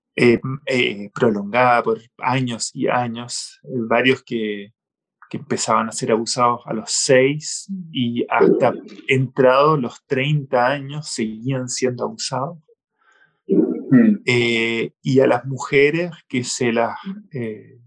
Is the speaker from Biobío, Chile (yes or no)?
no; Santiago, Santiago Metropolitan Region, Chile; yo soy chileno-alemán, nací, y crecí en Chile, pero en la minoría alemana